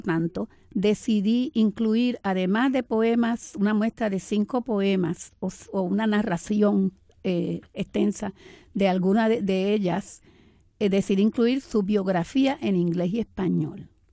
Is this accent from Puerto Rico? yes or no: yes; Camuy, Puerto Rico; moved away as an adult; also born or lived in Arecibo / New York; now in Manhattan, United States; Y realmente yo nací en Arecibo, pero me crié en Camuy